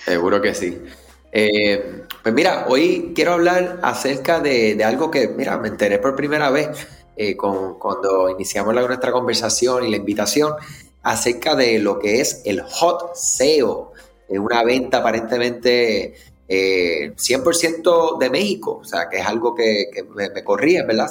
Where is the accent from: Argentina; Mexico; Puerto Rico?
Puerto Rico; si eres de Puerto Rico como yo